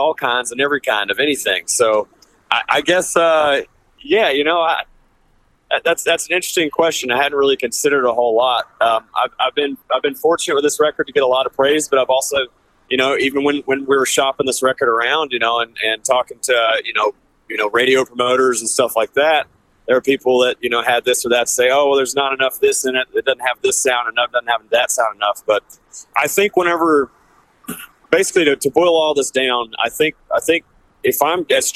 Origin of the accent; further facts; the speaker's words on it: Deep South, United States; I'm from the Deep South, and I grew up listening to this kind of music